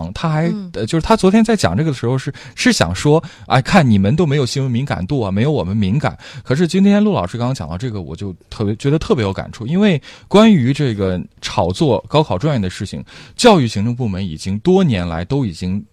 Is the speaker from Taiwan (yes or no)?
no; China; 我们中国人